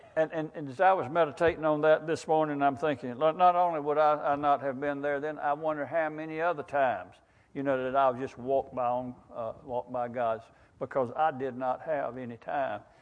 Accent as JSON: {"language": "English", "area": "Wakulla County", "region": "Florida", "country": "United States", "tie": "born or raised there", "said": "I've lived in Wakulla County all my life"}